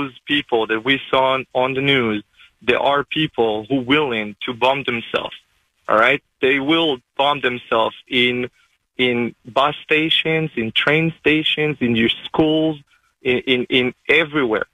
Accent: Israel; now in North Carolina, United States; So I grew up in Israel. I live down in North Carolina, but I grew up in Israel

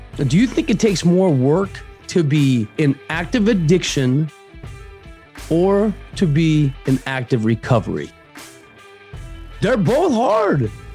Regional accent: Arizona, United States; also born or lived in Paraguay; I'm from Arizona, right here, bro, born and bred.

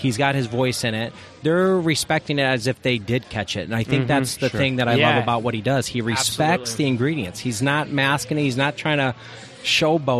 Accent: St. Louis, Missouri, United States; also born or lived in East Coast; now in Arizona, United States; I'm from St. Louis area, and I've lived on the East Coast, right? So when I moved out here

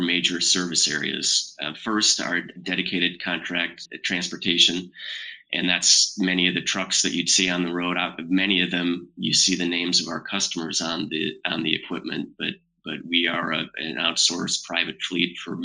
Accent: Grand Rapids, Michigan, United States; moved away as an adult; also born or lived in Marshall, Michigan / Chicago, Illinois; I grew up in Grand Rapids, Michigan

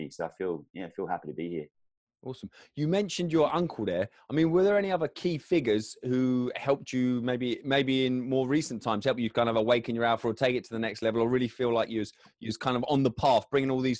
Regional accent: Sydney, New South Wales, Australia; moved away as an adult; also born or lived in Cairns; now in Sunshine Coast, Australia; I grew up in Sydney.

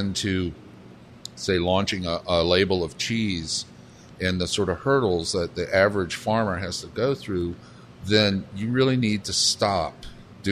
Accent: Savannah, Georgia, United States; moved away; I grew up down in Savannah, Georgia, with a mother who'd been raised in New Orleans and a father who was Lebanese.

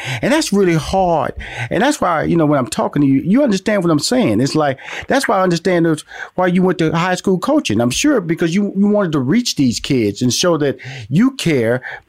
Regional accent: Houston, Texas, United States; now in Atlanta, United States; See, I'm based in Atlanta right now, but I'm from Houston, Texas.

